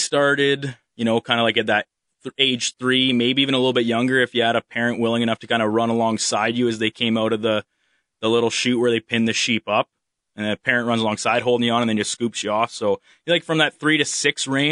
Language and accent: English; Delburne, Alberta, Canada; Our operation is about 25 minutes east of Red Deer, so a couple hours south